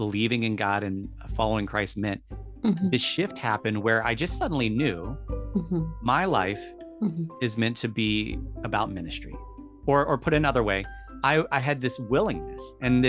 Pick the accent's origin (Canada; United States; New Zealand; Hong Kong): United States; I'm an American because of where I was born and where my citizenship is